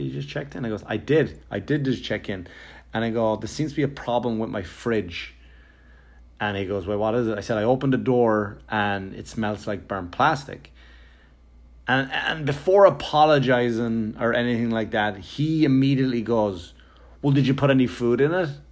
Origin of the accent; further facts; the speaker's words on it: Wexford, Leinster, Ireland; me growing up in Wexford, Ireland